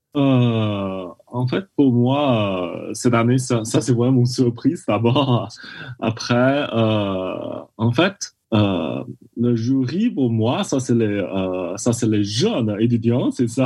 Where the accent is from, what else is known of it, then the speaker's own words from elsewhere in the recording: China; French is a second language; moved away; je viens de la Chine